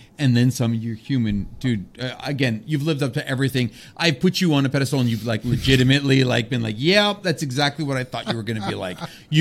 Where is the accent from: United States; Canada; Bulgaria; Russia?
Canada; we're Canadian